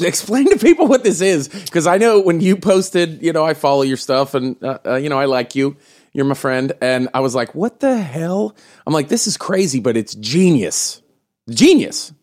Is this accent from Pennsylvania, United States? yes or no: yes; Pittsburgh, Pennsylvania, United States; my hometown of Pittsburgh